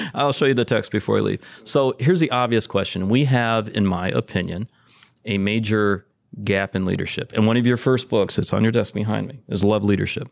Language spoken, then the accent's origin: English; Detroit, Michigan, United States; I grew up in Detroit